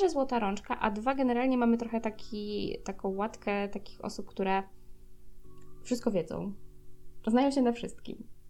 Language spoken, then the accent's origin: Polish; Poland